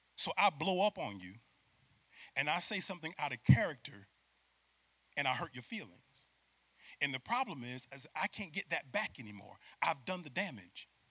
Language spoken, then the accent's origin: English; Syracuse, New York, United States; moved away as an adult; I'm from Syracuse, New York, play for UCF